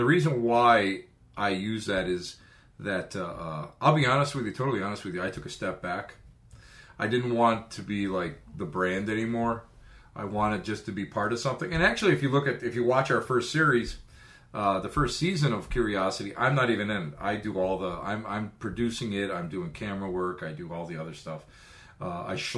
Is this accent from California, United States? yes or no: no; Buffalo, New York, United States; we're all from Buffalo